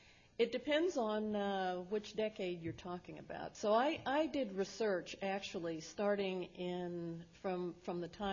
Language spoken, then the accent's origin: English; Berkeley, California, United States; also born or lived in Louisiana; I was born here in Berkeley